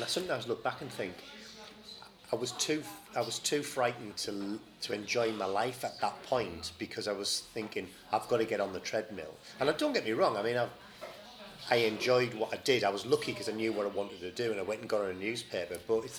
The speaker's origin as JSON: {"language": "English", "area": "Teesside", "region": "North East England", "country": "United Kingdom", "tie": "born or raised there", "said": "growing up in Teesside, you know, my dad was a steel worker, my mum was a post lady."}